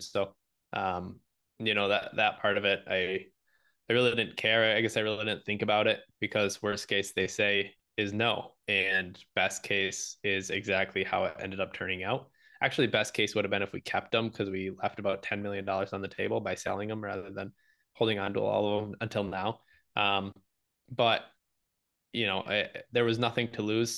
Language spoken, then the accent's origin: English; Michigan, United States; I live in Michigan. I'm from Michigan.